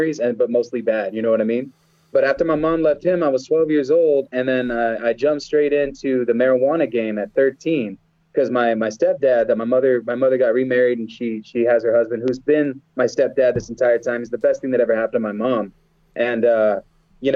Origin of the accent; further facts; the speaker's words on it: Cleveland, Ohio, United States; I was born in Cleveland.